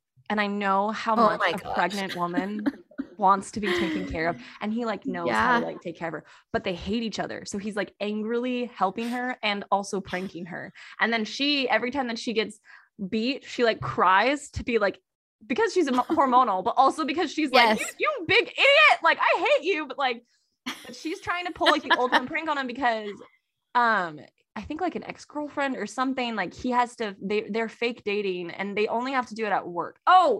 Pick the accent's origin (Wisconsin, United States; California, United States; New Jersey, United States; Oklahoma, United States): California, United States; also born or lived in Texas; I grew up in California and Texas, so we had a lot of Jimenezes.